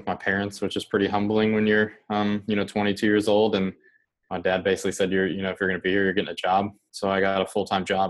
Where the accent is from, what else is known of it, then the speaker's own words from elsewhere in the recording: just outside Indianapolis, United States; I grew up in Indiana, just outside of the Indianapolis city limits, in kind of a rural, kind of small town